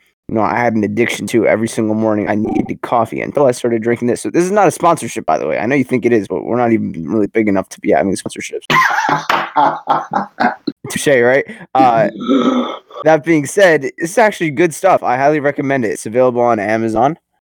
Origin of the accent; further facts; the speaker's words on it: Jersey City, New Jersey, United States; I'm from Jersey City, New Jersey.